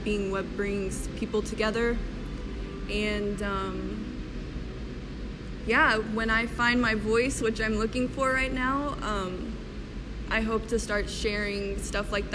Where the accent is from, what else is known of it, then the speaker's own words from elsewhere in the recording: Mobile, Alabama, United States; moved away as an adult; now in Kansas City, United States; I have an internship waiting for me back in my hometown of Mobile, Alabama